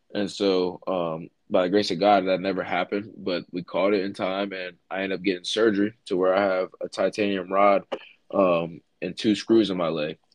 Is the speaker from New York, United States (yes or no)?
no; Middletown, Pennsylvania, United States; the area that we grew up in in Middletown